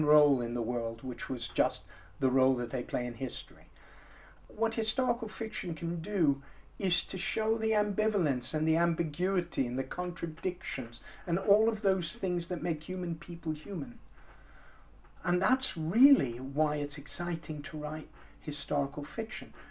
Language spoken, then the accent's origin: English; United States; moved away; also born or lived in Texas; When I was about five, I lived in the United States, as you can probably tell from my accent